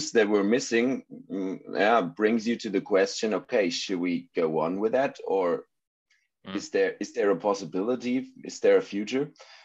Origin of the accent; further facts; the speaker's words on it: Germany; English is a second language; We're an German band. I hope that my English is good enough for this one today